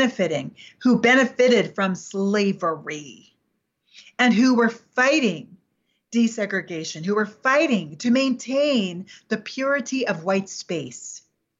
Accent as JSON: {"language": "English", "region": "New York", "country": "United States", "said": "I'm from New York"}